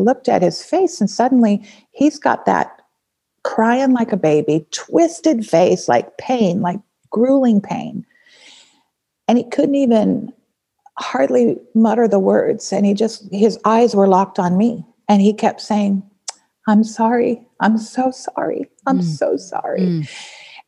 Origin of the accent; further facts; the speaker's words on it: Nevada, United States; I grew up in Nevada